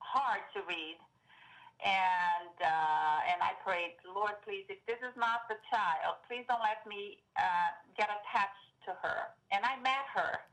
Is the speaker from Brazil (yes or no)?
yes; Brazil; also born or lived in Seattle area, Washington, United States; now in Vancouver, Washington, United States; Growing up in Brazil